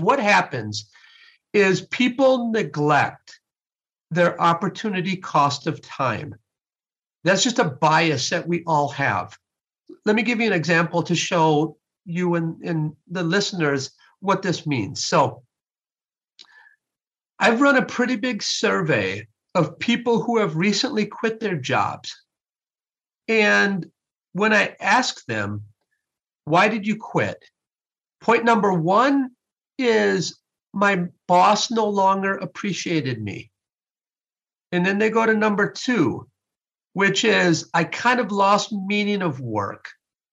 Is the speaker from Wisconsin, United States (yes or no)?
yes; Sun Prairie, Wisconsin, United States; I was raised in Sun Prairie, Wisconsin, and I was born in 1968